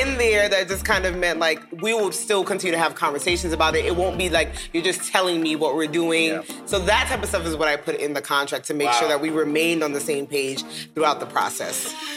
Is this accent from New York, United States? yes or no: yes; New York City, New York, United States; moved away as an adult; now in Dallas, United States; two kids from Brooklyn, New York, in the projects, now living in Dallas, um, Dallas, Texas